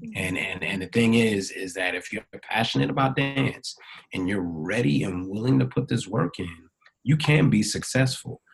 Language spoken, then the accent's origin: English; New York City, New York, United States; also born or lived in Hampton, Virginia; born and raised in Brooklyn, New York